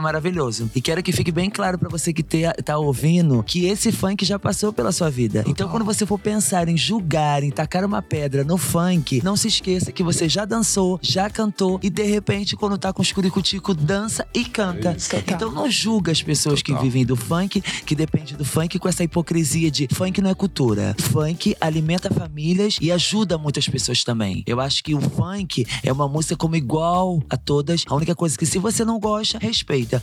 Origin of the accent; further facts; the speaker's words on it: Rio de Janeiro, Brazil; eu sou carioca